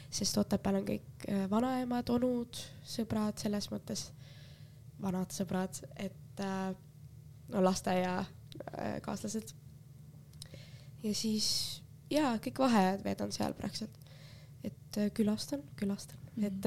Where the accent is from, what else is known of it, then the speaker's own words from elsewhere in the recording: Finland; nagu mina olen Soomest tulnud, mis teised arvavad